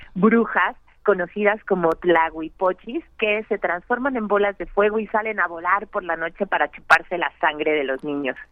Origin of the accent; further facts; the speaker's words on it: Mexico; nos conforman a todos como mexicanos